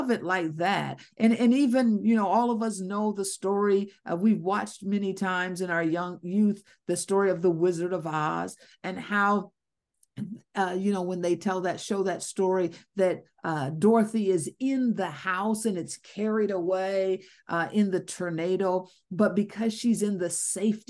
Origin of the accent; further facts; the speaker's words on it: Ohio, United States; moved away as an adult; now in Georgia, United States; I'm from Ohio. We had tornadoes. I'm now in Georgia.